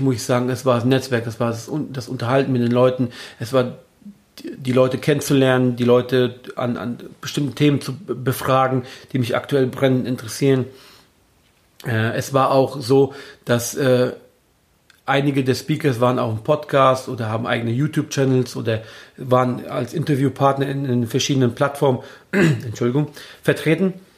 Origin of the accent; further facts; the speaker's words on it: Germany; hier bei uns in Deutschland